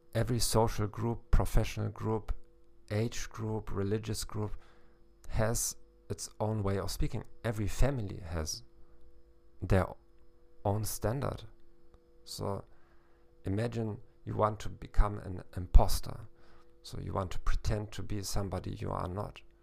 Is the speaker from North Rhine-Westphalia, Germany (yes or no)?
no; Hamburg, Germany; now in South Eastern Europe; I'm a psychologist from Hamburg, Germany